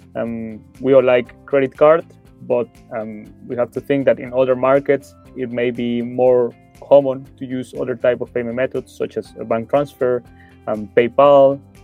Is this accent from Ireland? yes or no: no; Mexico; moved away as an adult; now in Germany; I'm originally from Mexico. Um, however, I've been living in Germany for over five years now.